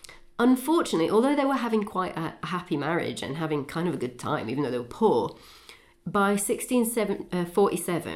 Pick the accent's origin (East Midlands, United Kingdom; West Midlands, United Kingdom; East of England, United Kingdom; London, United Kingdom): East of England, United Kingdom; the Fens; Oliver Cromwell was from more or less my hometown.